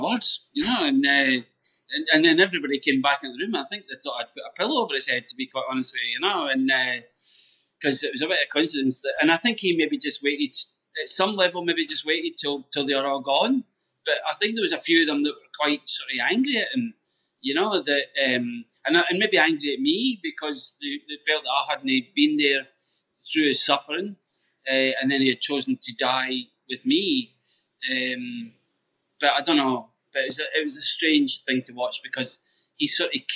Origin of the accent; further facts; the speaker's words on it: Scotland, United Kingdom; we grew up in Scotland